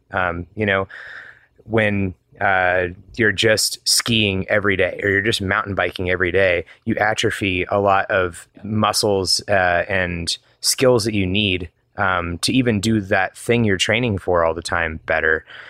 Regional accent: Georgia, United States; also born or lived in Atlanta / Wheat Ridge, Colorado; now in Denver area, United States; I grew up in Georgia

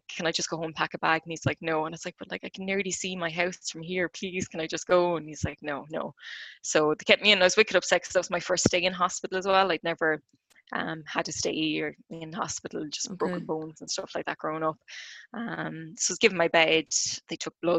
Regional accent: Clonmel, Tipperary, Ireland; I'm from Clonmel in County Tip

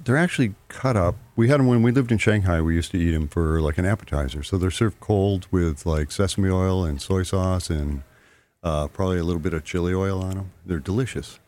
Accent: Liverpool, New York, United States; moved away as an adult; also born or lived in San Francisco Bay Area, California; now in Mystic, United States; I grew up in Liverpool outside of Syracuse

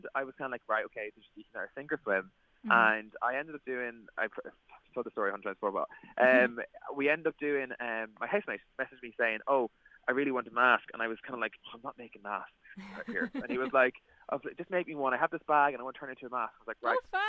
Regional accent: Dundalk, Leinster, Ireland; Dundalk as well, from my hometown

